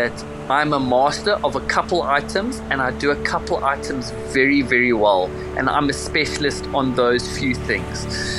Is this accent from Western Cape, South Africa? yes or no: yes; Cape Town, Western Cape, South Africa; I'm from Cape Town, South Africa. I've been fishing since the age of 5